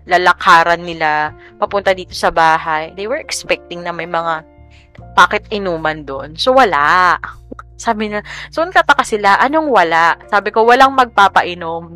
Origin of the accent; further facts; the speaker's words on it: Central Luzon, Philippines; now in Quezon City, Philippines; nung nasa Bulacan kami, I grew up in Bulacan